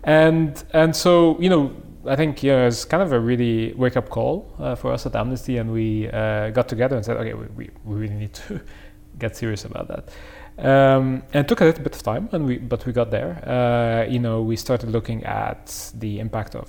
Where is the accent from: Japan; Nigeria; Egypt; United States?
Egypt; Cairo, Cairo Governorate; now in London, United Kingdom; I grew up in Cairo. That's where I came from.